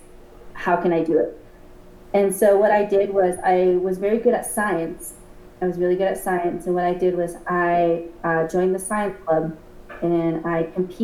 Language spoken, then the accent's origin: English; Gallup, New Mexico, United States; I was born and raised in Gallup